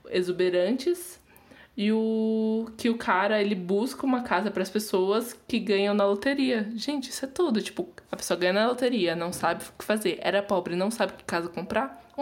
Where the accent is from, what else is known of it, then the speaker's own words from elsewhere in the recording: Brazil; a gente é brasileira